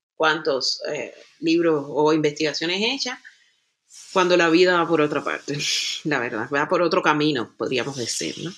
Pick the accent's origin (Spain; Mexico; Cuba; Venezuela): Cuba; now in Germany; una cubana que vive en el territorio que se que se le conoce como Europa, específicamente en Alemania